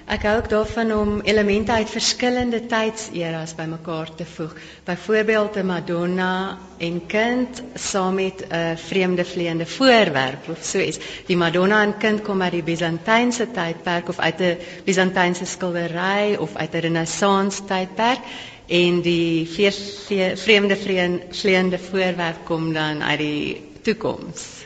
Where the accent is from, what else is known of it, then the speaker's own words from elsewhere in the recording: Pretoria, Gauteng, South Africa; Ek is maar oorspronklik van Pretoria, nie gebore nie, maar ek het hier groot geword.